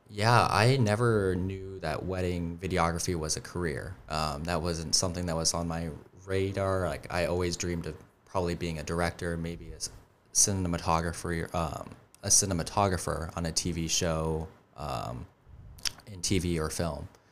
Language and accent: English; Colorado, United States; also born or lived in Highlands Ranch, Colorado; now in Charleston, United States; I grew up in in Colorado